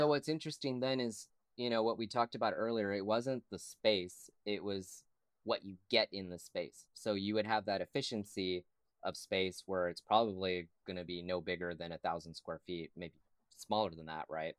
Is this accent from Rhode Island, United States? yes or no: no; San Antonio, Texas, United States; moved away as an adult; now in Austin, United States; when I was growing up in San Antonio